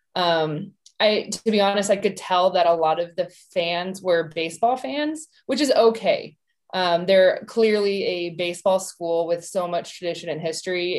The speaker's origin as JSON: {"language": "English", "town": "Tucson", "region": "Arizona", "country": "United States", "said": "I'm from Tucson"}